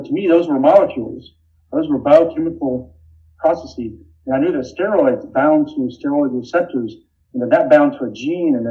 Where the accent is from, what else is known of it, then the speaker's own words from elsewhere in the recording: Sylvester, Georgia, United States; also born or lived in Austin, Texas; I'm from South Georgia.